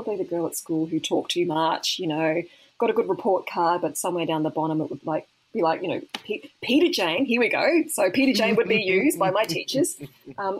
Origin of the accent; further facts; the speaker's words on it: Mackay, Queensland, Australia; moved away as an adult; also born or lived in Brisbane; I love Mackay. I'm the number one fan of my hometown